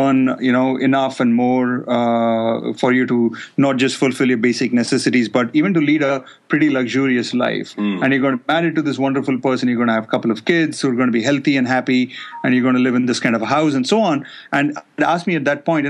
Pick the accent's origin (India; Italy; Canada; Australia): India; moved away as an adult; being from India, I felt comfortable taking them to my home country